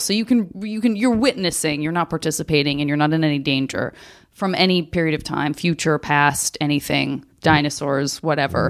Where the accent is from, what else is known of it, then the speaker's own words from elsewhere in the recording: Arizona, United States; growing up in Arizona